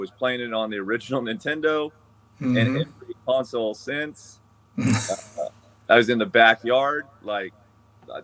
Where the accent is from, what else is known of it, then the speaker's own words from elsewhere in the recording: Chowchilla, California, United States; when my parents split, I grew up in Chowchilla.